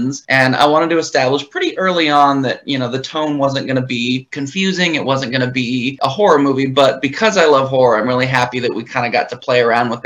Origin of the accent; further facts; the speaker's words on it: Anchorage, Alaska, United States; moved away as an adult; now in Los Angeles, United States; I'm from Anchorage, Alaska, originally. I lived there for the first 22 years of my life.